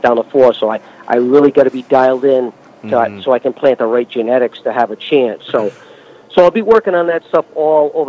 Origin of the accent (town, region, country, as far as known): New England, United States; accent: New England